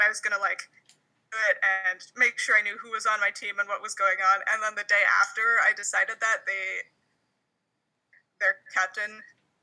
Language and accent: English; Canada; I'm Canadian